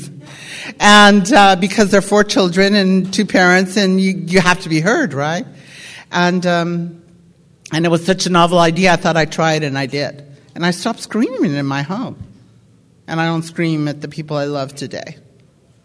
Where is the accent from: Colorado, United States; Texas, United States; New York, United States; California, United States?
California, United States; I was born in California